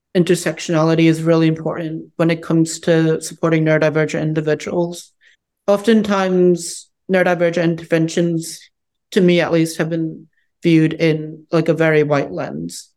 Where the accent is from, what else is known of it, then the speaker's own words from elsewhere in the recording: United States; also born or lived in Harbin, China; I was orphaned for about a year and a half before being brought to the United States, where I've lived my whole life up to that point